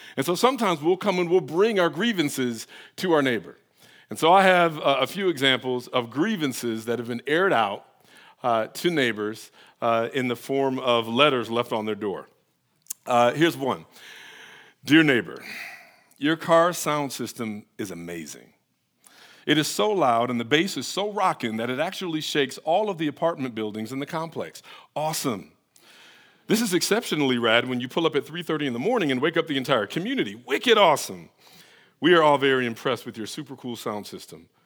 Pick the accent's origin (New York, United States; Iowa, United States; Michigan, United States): Michigan, United States; Detroit; now in Atlanta, United States; I'm from Detroit